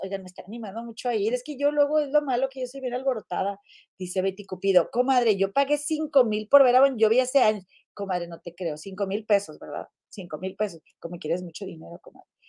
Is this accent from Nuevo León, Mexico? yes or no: yes; Monterrey, Nuevo León, Mexico; soy de Monterrey